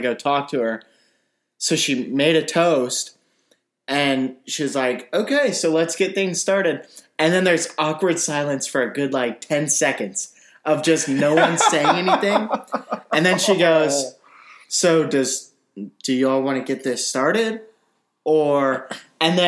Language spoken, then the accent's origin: English; Auburn, Alabama, United States; We're from Auburn.